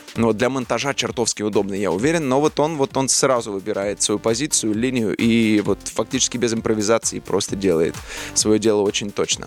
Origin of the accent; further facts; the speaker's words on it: Tula, Tula Oblast, Russia; moved away; из Тулы